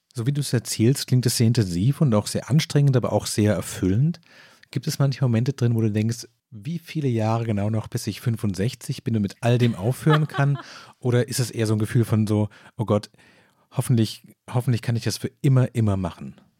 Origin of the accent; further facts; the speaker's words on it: Stuttgart area, Baden-Württemberg, Germany; ich komme aus dem Großraum Stuttgart